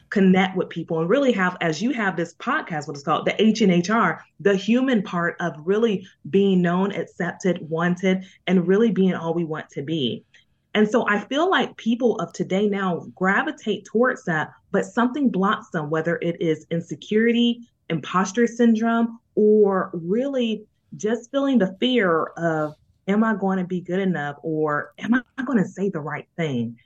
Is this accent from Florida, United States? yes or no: yes; Jacksonville, Florida, United States; moved away; also born or lived in Bronx, New York; I lived in the Boogie Down Bronx, but I am a native of Duval